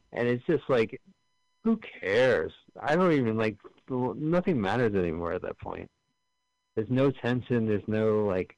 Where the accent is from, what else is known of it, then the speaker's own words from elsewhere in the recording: Montclair, New Jersey, United States; We're from Montclair, New Jersey, both of us